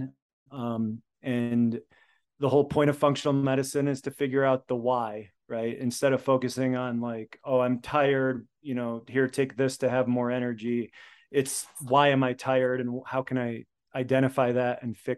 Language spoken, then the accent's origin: English; United States; first language Polish; English is a second language; They're both immigrants from Poland. So I was born in America, first generation. I learned to speak Polish before I learned to speak English